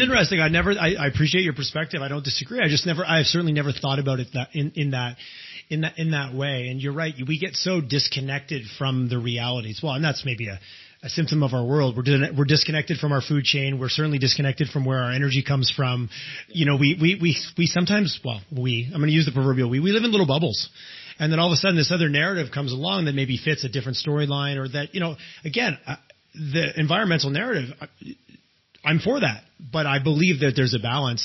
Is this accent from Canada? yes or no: yes; Eastern Canada, Canada; moved away as an adult; also born or lived in Quebec; now in Alberta, Canada; I grew up in Eastern Canada.